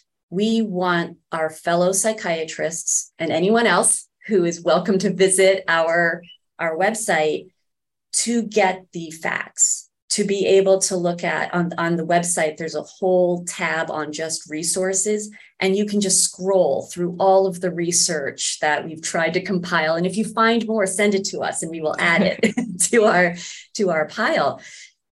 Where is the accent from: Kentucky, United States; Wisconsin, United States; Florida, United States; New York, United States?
New York, United States; I am a New Yorker.